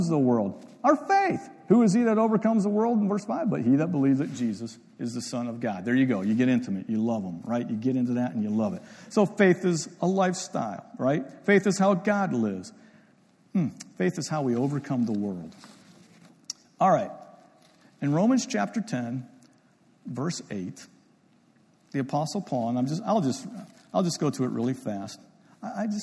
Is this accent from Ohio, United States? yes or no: yes; Ohio, United States; I'm from Ohio, so I grew up in Ohio